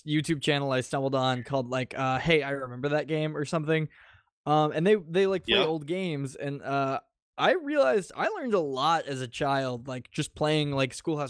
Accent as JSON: {"language": "English", "town": "Chicago", "region": "Illinois", "country": "United States", "said": "I'm from Chicago."}